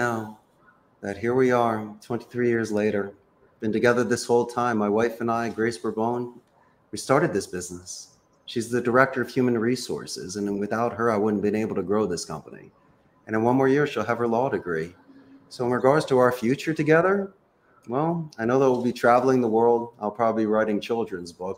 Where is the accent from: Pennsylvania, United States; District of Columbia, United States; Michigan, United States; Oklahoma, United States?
Pennsylvania, United States; Philadelphia; now in Costa Rica; I currently reside in beautiful, sunny Central America, but I'm originally from Northeast Philadelphia.